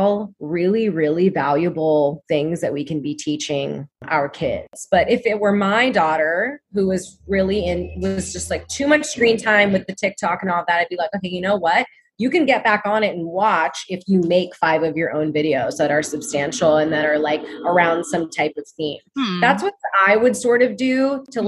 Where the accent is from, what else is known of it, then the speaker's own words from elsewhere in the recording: Oregon, United States; I'm from Oregon too